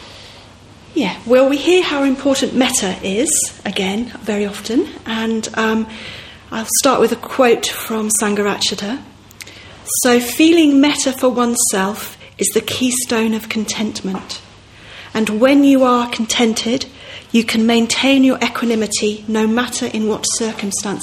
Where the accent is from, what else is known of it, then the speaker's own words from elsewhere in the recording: Manchester, North West England, United Kingdom; moved away as an adult; Manchester's my hometown in some ways. I lived in Manchester from when I was about 7 to when I was about 23 or something.